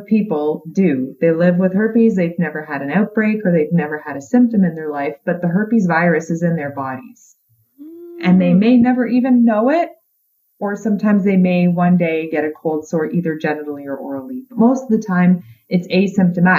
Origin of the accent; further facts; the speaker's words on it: Canada; I'm Canadian